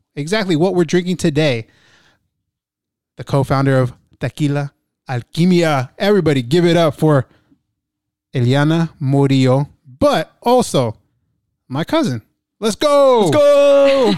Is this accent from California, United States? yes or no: yes; Oxnard, California, United States; I'm from Oxnard